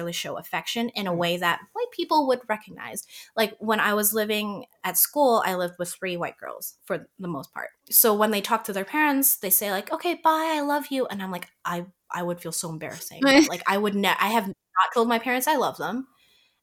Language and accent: English; Toronto, Ontario, Canada; growing up in Canada, I can associate with everyone who also grew up in Canada because I was born here